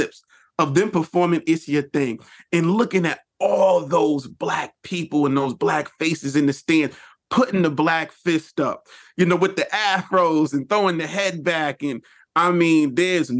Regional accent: New York, United States; as a New Yorker

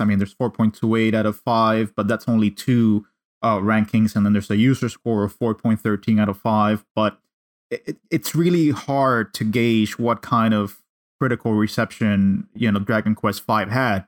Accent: Cuba; English is a second language; moved away; I grew up in Cuba

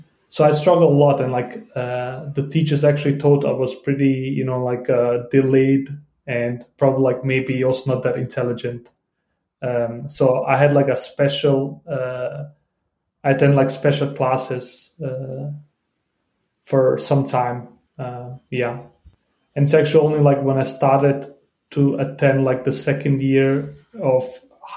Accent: Denmark; English is a second language; I came to Denmark as like 5 or 6 year old

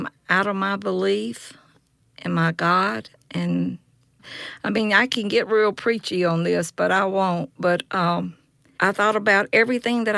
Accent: Yazoo City, Mississippi, United States; I'm from Yazoo City, Mississippi.

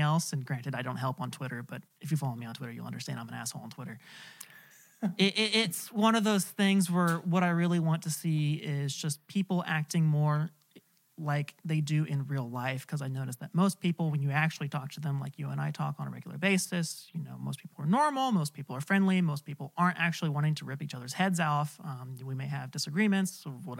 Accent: California, United States; as a Californian born and raised

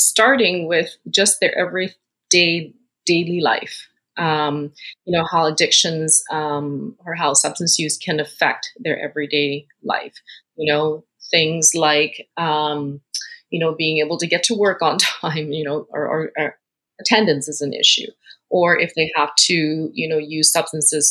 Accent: Winnipeg, Manitoba, Canada; moved away as an adult; also born or lived in Hong Kong; now in British Columbia, Canada; I was born in Hong Kong, came to Canada when I was 10 and moved to Winnipeg, actually, and that's where I had been living as my hometown for quite some time until I moved to BC

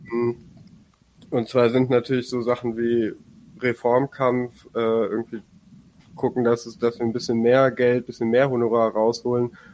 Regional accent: Bremen, Germany; ich komme aus dem aus aus Bremen und wir haben hier in Niedersachsen Bremen äh, eben genau zu der Frage gerade gearbeitet

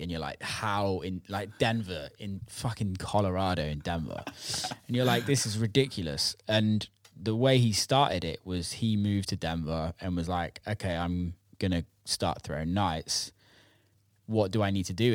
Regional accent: Bristol, South West England, United Kingdom; growing up around Bristol

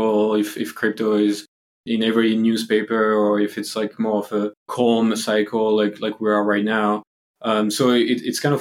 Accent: France; moved away; I'm actually from Europe, as you can hear from the accent. So, you know, I'm from France.

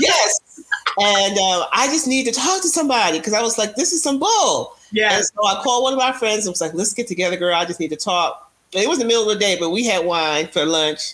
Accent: New York, United States; I'm a New Yorker

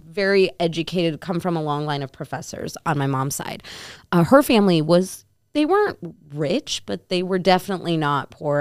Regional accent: Naperville, Illinois, United States; I grew up in Chicago

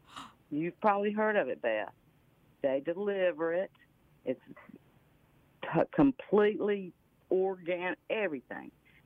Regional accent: the South, United States; I'm from the South, okay?

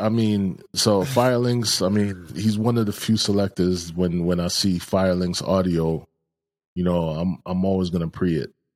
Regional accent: New York, United States; growing up in New York

